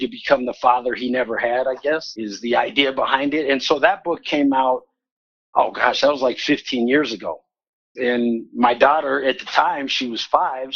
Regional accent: Lakewood, Colorado, United States; I grew up in Denver, actually out in Lakewood. I went to Bear Creek High School

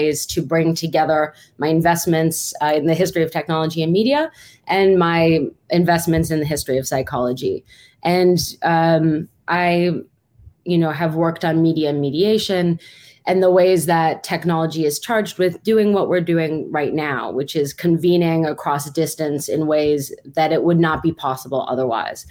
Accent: New York City, New York, United States; moved away as an adult; now in Berkeley, United States; I'm from New York City and did my graduate training there.

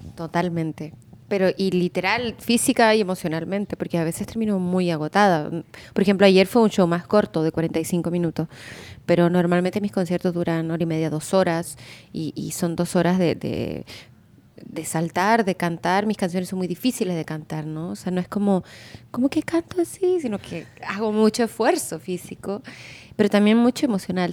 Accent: Chile; moved away as an adult; now in Mexico; yo soy de Chile y allá es más difícil, o sea, por lo menos yo que crecí en los 90

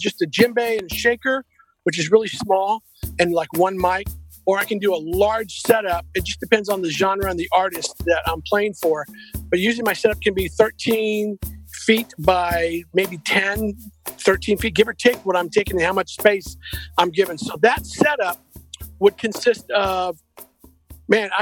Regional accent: San Antonio, Texas, United States; moved away as an adult; now in Nashville, United States; I'm originally from San Antonio, Texas

